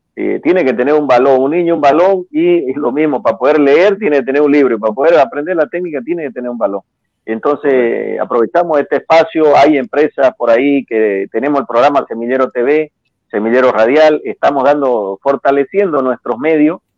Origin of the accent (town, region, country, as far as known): Bolivia; also born or lived in Mexico